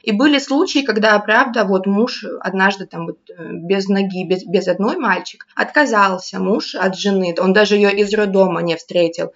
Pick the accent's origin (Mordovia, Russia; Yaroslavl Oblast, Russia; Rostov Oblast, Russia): Rostov Oblast, Russia; moved away as an adult; also born or lived in Crimea; я вообще из Ростовской области, ну, последние там 6 лет, 7 я в Ростов, в городе Ростов-на-Дону жила, училась, потом работала